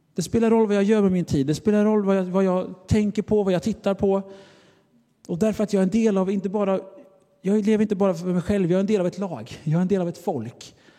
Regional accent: Sweden; Jag är av svensk nationalitet

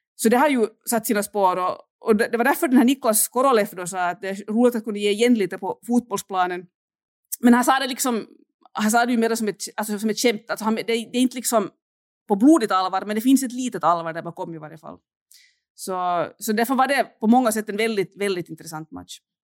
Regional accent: Finland; moved away as an adult; now in Saint Petersburg, Russia; Jag, jag är ju finländare

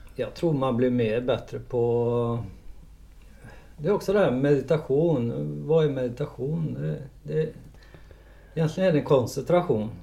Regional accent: Trollhättan, Västra Götaland, Sweden; född och uppvuxen i Trollhättan

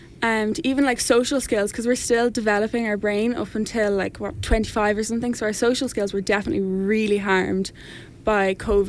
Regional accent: Gorey, Ireland; I'm from Gorey.

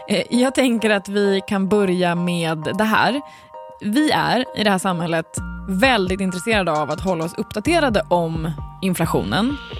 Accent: Sweden; vi svenskar

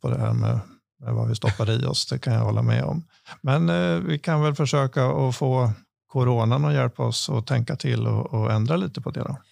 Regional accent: Askersund, Örebro County, Sweden; jag är lantbruksföretagare från Askersund. Eh, där jag driver sedan 30, drygt 30 år tillbaka min min, min föräldragård

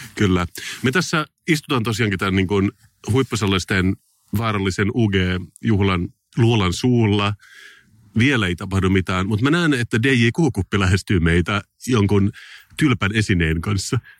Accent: Finland; mä oon suomenruotsalainen

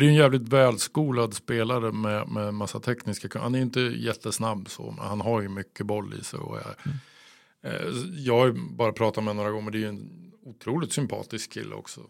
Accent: Örebro, Örebro County, Sweden; som örebroare

